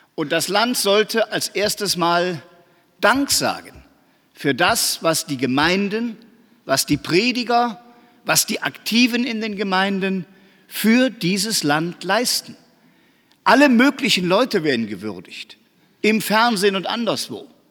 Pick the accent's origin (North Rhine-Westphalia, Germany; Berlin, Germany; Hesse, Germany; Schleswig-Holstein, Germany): North Rhine-Westphalia, Germany; Aachen; ich weiß das als Aachener